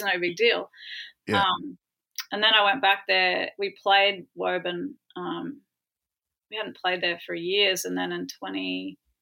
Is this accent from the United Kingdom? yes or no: no; Ayr, Queensland, Australia; growing up in Australia